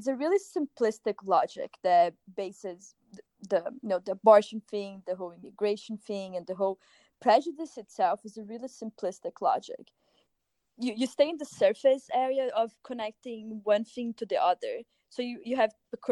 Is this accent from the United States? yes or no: no; Brazil; moved away; I'm from Brazil